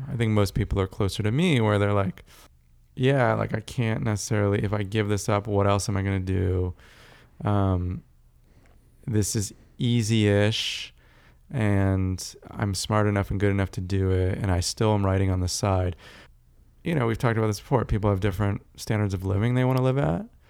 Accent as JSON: {"language": "English", "region": "California", "country": "United States", "tie": "born or raised there", "also_born_or_lived": "South Africa / Texas", "said": "Largely grew up in California"}